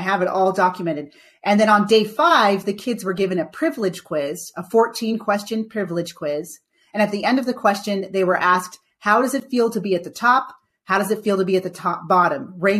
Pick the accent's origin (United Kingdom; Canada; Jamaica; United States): Jamaica; But I'm Jamaican.